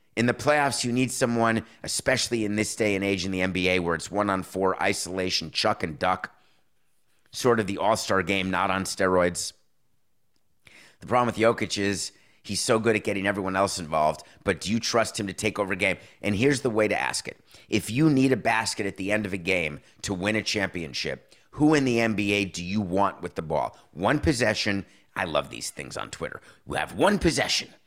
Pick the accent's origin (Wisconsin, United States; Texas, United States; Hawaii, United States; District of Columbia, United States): Wisconsin, United States; Milwaukee; born or raised there